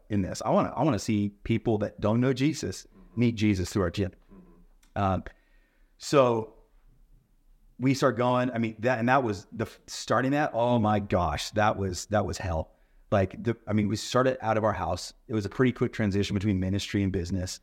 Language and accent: English; La Mirada, California, United States; moved away as an adult; now in Washington, United States; I grew up living in California